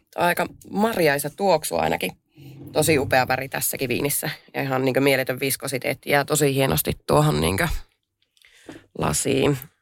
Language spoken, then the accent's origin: Finnish; Pello, Lapland, Finland; olen Lapista pellosta kotoisin